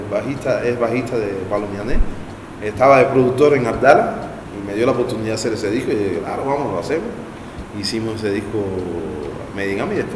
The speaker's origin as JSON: {"language": "Spanish", "region": "Havana", "country": "Cuba", "moved": "as an adult", "lives_now": "Paris, France", "said": "yo soy de Cayo Hueso."}